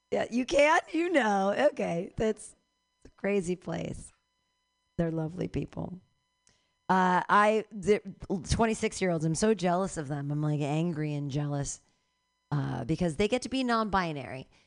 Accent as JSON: {"language": "English", "town": "San Francisco", "region": "California", "country": "United States", "said": "I'm a comedian from San Francisco and I'm looking for material."}